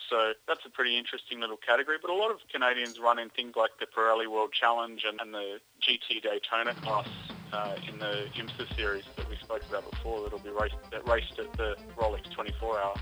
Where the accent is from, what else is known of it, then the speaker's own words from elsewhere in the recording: Australia; now in North America; as an Australian